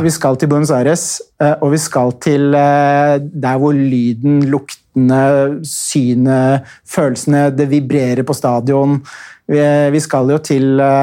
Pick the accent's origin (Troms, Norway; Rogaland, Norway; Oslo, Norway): Oslo, Norway; da jeg vokste opp på Vålinga i Oslo på 80-tallet